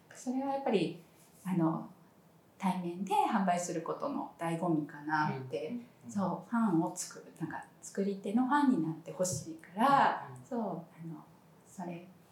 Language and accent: Japanese; Sapporo, Hokkaido, Japan; now in Kanazawa, Japan; 私も札幌で生まれて割と地方都市で育った期間も長い